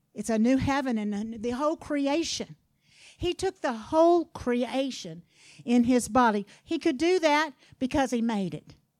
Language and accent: English; Louisiana, United States; I'm from Louisiana now.